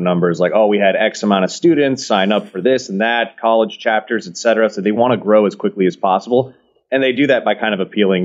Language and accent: English; San Francisco, California, United States; moved away as an adult; now in Texas, United States; I was born and raised in San Francisco.